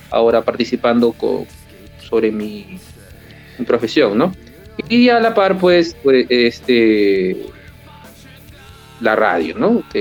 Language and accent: Spanish; Lima, Peru; Yo tengo 38 años, nací en Lima y vivo en Lima.